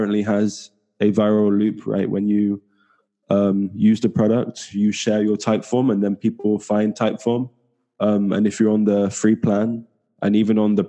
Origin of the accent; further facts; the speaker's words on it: small town near Bristol, South West England, United Kingdom; now in Barcelona, Spain; I'm from England, southwest of England. From a small town in the southwest near Bristol. And now I'm currently living in Barcelona.